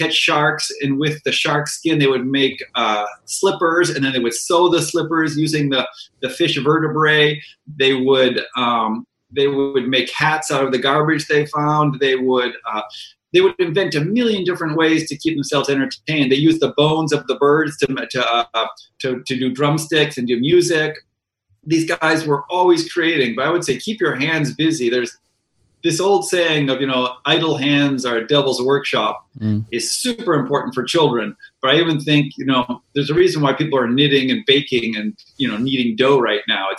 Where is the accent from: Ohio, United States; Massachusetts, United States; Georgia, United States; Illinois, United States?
Massachusetts, United States; Boston; I grew up in Boston